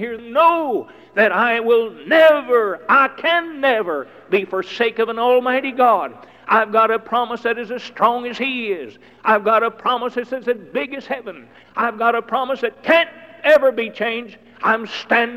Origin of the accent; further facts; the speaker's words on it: United States; I'm an American by birth